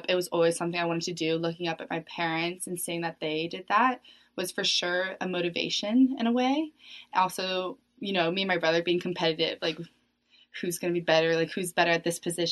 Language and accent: English; Atlanta, Georgia, United States; moved away; I'm also on women's soccer. We're both freshmen, and I'm from Atlanta, Georgia